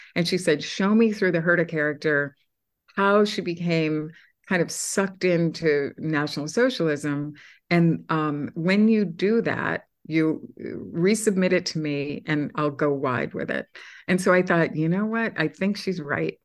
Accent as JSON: {"language": "English", "region": "Massachusetts", "country": "United States", "moved": "yes", "lives_now": "New York City, United States", "said": "I'm from Massachusetts"}